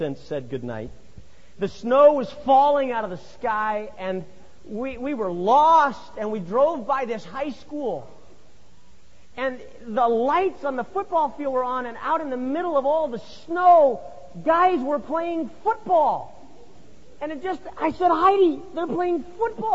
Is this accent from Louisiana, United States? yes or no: no; Solvang, California, United States; moved away; also born or lived in Glendale, California; I was born in Glendale, about 35 miles that way, and then I grew up in the San Ynez Valley, just above Santa Barbara